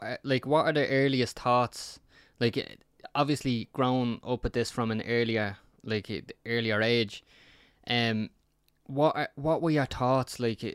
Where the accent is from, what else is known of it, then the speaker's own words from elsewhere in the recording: Dublin, Leinster, Ireland; it's just how I sound. You just slate me because I'm from South Dublin City.